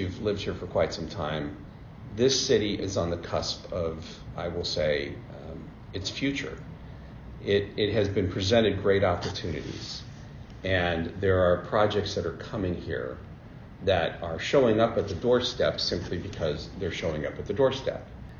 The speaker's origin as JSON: {"language": "English", "town": "Billings", "region": "Montana", "country": "United States", "tie": "born there", "said": "I was born in Billings, Montana. Educated, I would like to say, across the United States, because my dad was in the Army, so spent a lot of time moving around the country."}